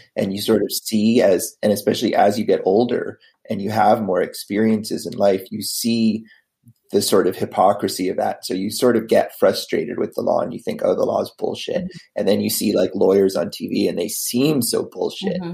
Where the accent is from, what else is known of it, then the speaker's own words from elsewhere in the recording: United States; also born or lived in Boston, Massachusetts; I am originally from uh, outside of DC. My dad worked for the government um, most of my life. I mean, before that, I I was born in Boston, but uh, then lived around DC.